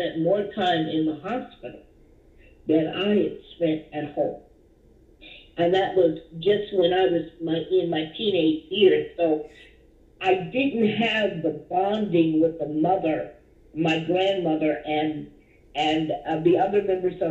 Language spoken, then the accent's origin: English; Dallas, Texas, United States; I grew up here in Dallas, Texas, where I was born.